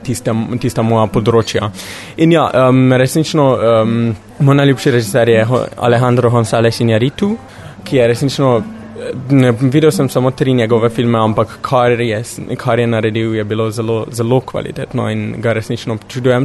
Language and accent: Slovenian; Slovenia; prihajam iz Slovenije